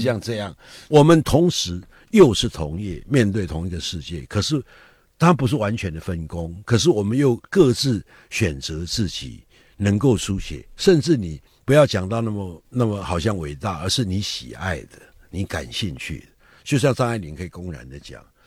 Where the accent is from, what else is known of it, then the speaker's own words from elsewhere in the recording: Taiwan; 我们台湾话叫“惊”